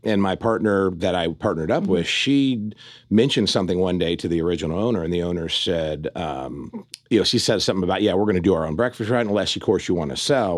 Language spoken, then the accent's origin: English; Fairfield, Ohio, United States; moved away as an adult; also born or lived in Cincinnati, Ohio; now in Las Vegas, United States; I grew up in a small town in uh, Ohio called Fairfield, Ohio, right between oh, Dayton nice. and Cincinnati